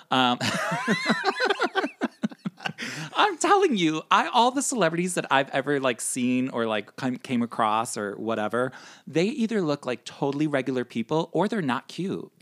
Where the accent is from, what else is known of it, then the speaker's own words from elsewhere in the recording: Chicago, Illinois, United States; now in New York, United States; I'm originally from Chicago